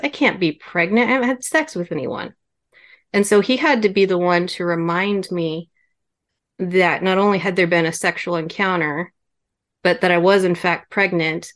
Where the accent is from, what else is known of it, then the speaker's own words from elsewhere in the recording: Kansas, United States; moved away as an adult; also born or lived in Germany; I was born in Kansas